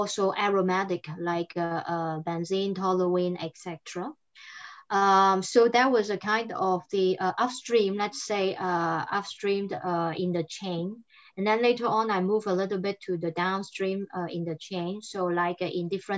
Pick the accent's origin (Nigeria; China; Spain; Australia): China; southern China; first language Cantonese; English is a second language; moved away as an adult; also born or lived in France; now in Europe; I'm Chinese, but I've been like 12 years here in Europe, and I speak English, French, and Chinese. I grew up in the southern part of China. My mother tongue was Cantonese